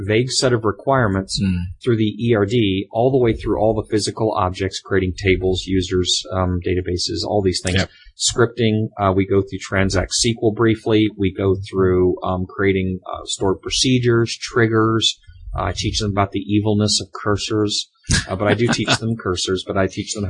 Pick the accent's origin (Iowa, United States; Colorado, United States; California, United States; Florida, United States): Florida, United States; now in Seattle area, United States; We're from Florida